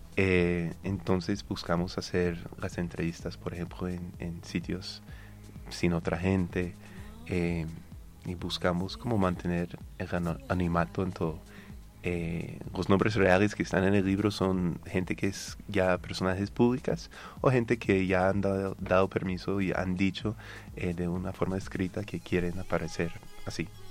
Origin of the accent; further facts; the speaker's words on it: United States; accent: North American; Spanish is a second language; moved away as an adult; now in Colombia; como se puede notar mi acento, soy norteamericano